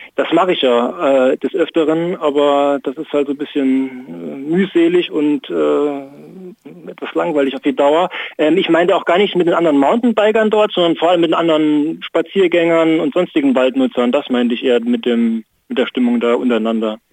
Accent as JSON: {"language": "German", "region": "Saarland", "country": "Germany", "also_born_or_lived": "Saarbrücken", "moved": "yes", "lives_now": "Bremen, Germany", "said": "ich komme ursprünglich aus dem Saarland, äh, habe in Saarbrücken lange Zeit gewohnt"}